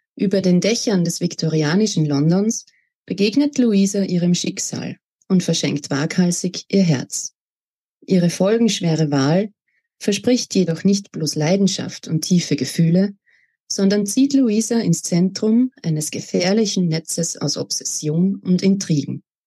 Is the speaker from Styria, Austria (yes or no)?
no; Salzburg, Austria; now in Upper Austria, Austria; Ich bin gebürtige Salzburgerin, wurde dort 1992 geboren und bin auch im Bundesland Salzburg aufgewachsen, lebe aber jetzt in Oberösterreich